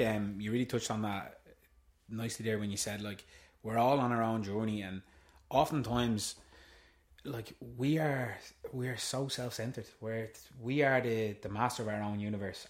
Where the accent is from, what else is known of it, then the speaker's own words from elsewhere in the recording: Tallaght, Leinster, Ireland; I'm originally from Tala